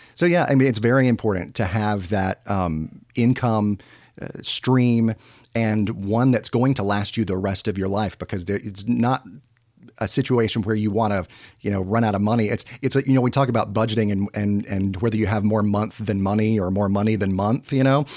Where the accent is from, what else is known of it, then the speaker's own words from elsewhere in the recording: Georgia, United States; moved away as an adult; also born or lived in New York City; I was born and raised here in Georgia